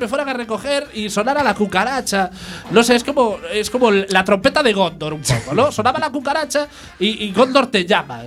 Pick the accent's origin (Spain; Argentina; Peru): Spain; Galicia; los gallegos hemos emigrado